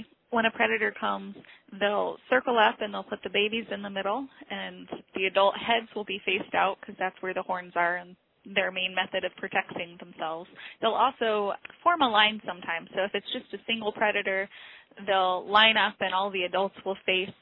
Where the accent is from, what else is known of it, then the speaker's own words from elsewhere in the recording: Illinois, United States; moved away as an adult; now in Nome, United States; I grew up in Illinois